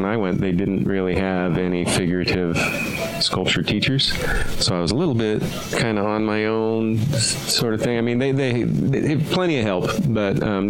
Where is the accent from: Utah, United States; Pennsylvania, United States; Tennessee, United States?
Utah, United States; American Fork; also born or lived in Omaha, Nebraska; So, but I grew up in American Fork.